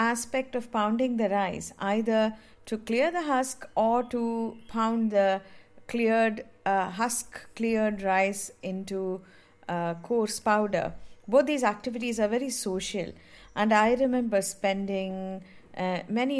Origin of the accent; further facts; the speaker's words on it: Mumbai, Maharashtra, India; I grew up in Mumbai